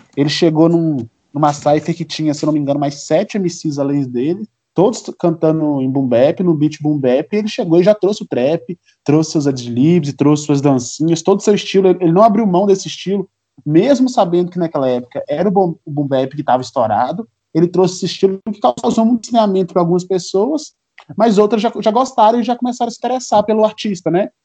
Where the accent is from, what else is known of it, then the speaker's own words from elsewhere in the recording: Minas Gerais, Brazil; also born or lived in Ouro Preto; A gente é de Minas Gerais, nós somos mineiros. Sim. Eu sou de, morador de Ouro Preto